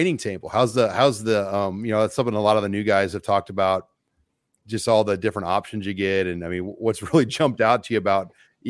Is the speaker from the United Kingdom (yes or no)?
no; San Antonio, Texas, United States; growing up in San Antonio, I've been down there a ton for Alamo Bowls and then the All-American Bowl too.